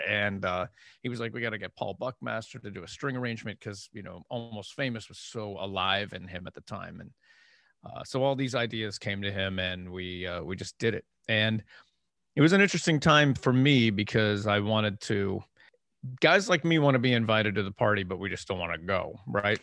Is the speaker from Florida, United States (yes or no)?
no; Erie, Pennsylvania, United States; moved away; I'm from Erie, Pennsylvania